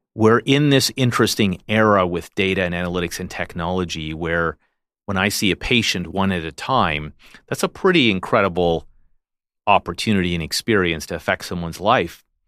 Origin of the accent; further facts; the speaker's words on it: Canada; a Canadian who was inspired by what I saw here in Canada, who's trained here